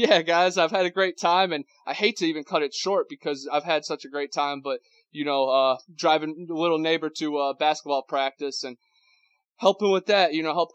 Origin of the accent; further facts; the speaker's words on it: Ohio, United States; now in Florida, United States; I'm from Ohio, and now I live down in Florida